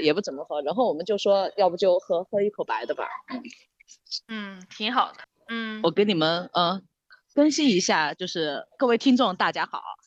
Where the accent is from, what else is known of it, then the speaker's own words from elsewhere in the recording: Sichuan, China; 我们四川人叫打嗯。老壳